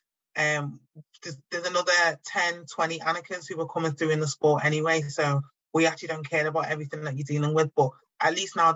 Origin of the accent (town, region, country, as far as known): Liverpool, North West England, United Kingdom; born or raised there